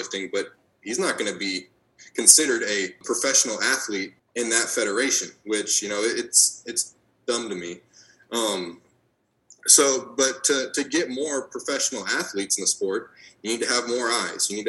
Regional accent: United States; I am American

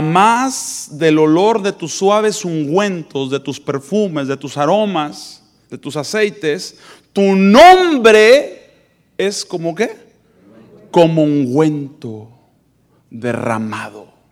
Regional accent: Mexico; moved away; yo vengo de México

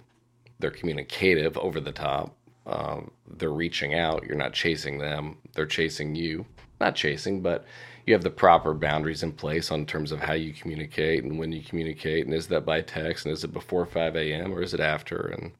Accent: Indiana, United States; also born or lived in New York; I didn't show up back in Indiana, which is my hometown, with a professionally certified coaching certification.

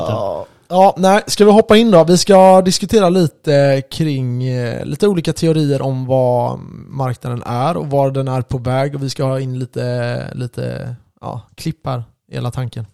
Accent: Sweden; oss då som är svenskar

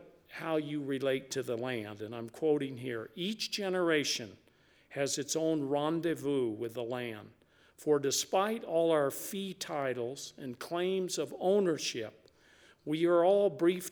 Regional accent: New Mexico, United States; my home state of New Mexico

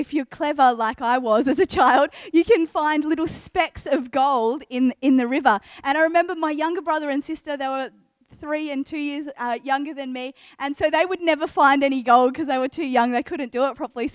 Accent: Geelong, Victoria, Australia; now in Adelaide, Australia; I grew up in Geelong, Victoria. I spent a majority of my childhood there.

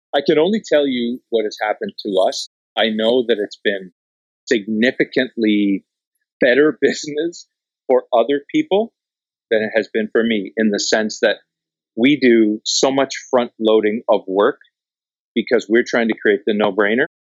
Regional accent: Canada; I'm Canadian

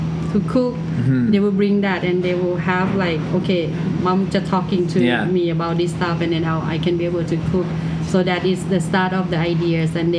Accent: Thailand; English is a second language; moved away as an adult; now in Toronto, Canada; culture that I grew up in Thailand

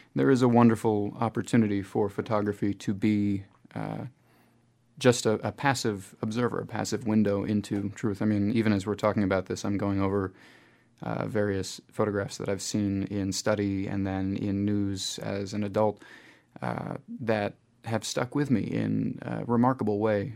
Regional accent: United States; now in New Zealand; I'm coming from the United States

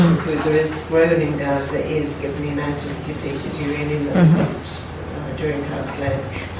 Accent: England, United Kingdom; I'm English, married to a Palestinian.

